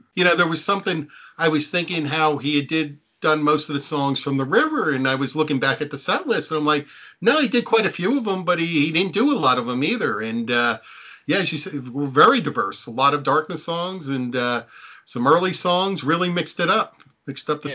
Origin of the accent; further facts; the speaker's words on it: Neptune, New Jersey, United States; grew up on the Jersey Shore. I grew up in Neptune, which is the town next to Asbury Park